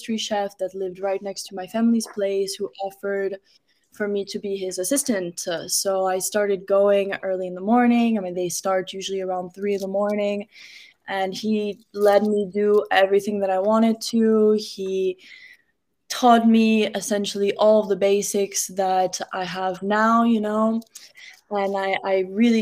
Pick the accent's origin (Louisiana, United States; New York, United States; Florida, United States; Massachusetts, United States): Florida, United States; Miami; also born or lived in France / Morocco; I was born in Miami, but I moved around a lot when I was young. But I've been back in Miami since middle school